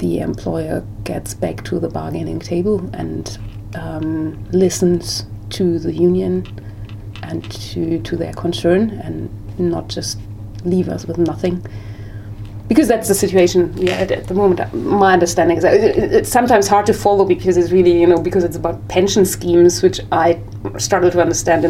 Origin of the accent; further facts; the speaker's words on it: Germany; moved away as an adult; now in United Kingdom; I came here 3 years ago. I'm from Germany originally